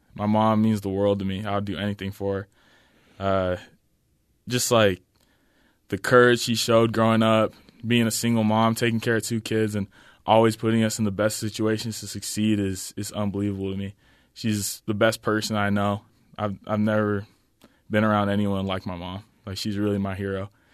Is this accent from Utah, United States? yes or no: yes; Orem, Utah, United States; also born or lived in Logan, Utah / Mukilteo, Washington; I was born in Logan, Utah.